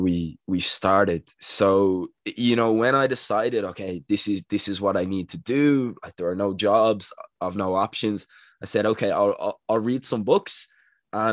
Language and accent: English; Dublin, Leinster, Ireland; I'm from Dublin in Ireland